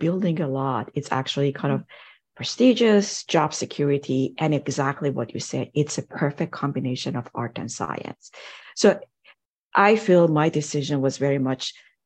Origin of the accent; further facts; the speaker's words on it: Iran; moved away as an adult; now in United States; I grew up in Iran, and over there, pretty much in high school, you have to decide which field you want to go